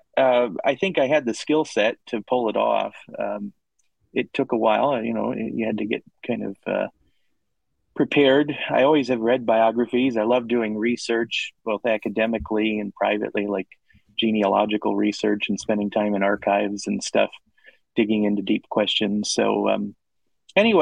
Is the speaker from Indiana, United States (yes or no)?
yes; Northwest Indiana, United States; I grew up in Northwest Indiana, so I was just in the outskirts of Chicago